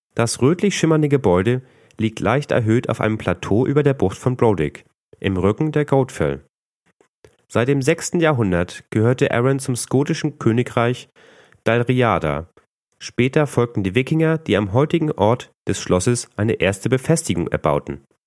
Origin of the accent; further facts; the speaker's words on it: Northern Germany, Germany; als Norddeutscher neigt man doch sehr zum Nuscheln.